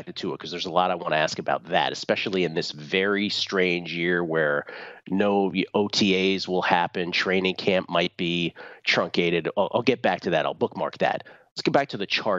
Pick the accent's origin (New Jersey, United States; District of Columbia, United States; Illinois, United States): District of Columbia, United States; Washington; grew up, born and raised in Washington, D.C.